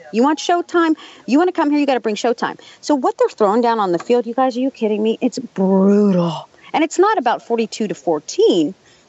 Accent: Pittsburgh, Pennsylvania, United States; When, you know, I grew up in Pittsburgh. On a Sunday when the Steelers are playing, you don't drive down the streets and every grocery store and everything's, you know, full.

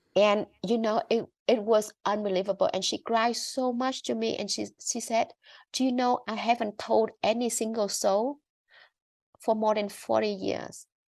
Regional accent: Vietnam; growing up in Vietnam and being educated in Vietnam

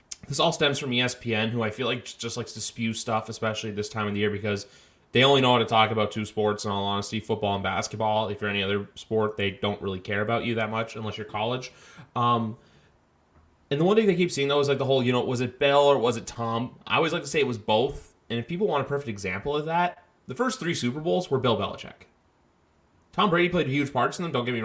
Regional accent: Canada; I'm like Canadian

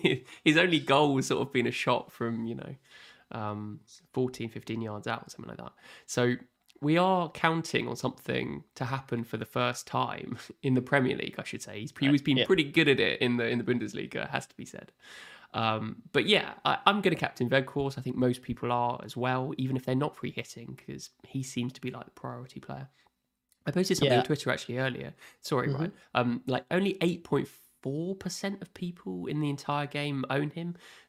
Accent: Southampton, South East England, United Kingdom; That's a really good point about the right mid spot because I am actually from Southampton. That's where I live.

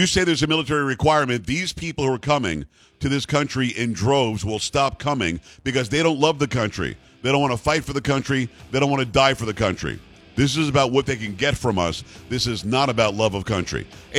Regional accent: Wales, United Kingdom; I'm from Wales.

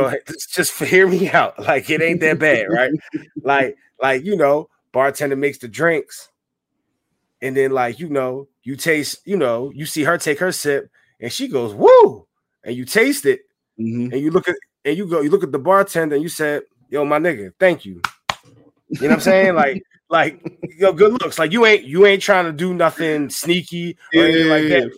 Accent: Philadelphia, Pennsylvania, United States; I'm from Philly

